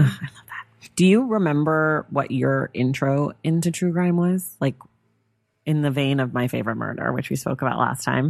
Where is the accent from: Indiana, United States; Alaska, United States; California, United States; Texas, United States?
California, United States; Northern; I'm from Northern California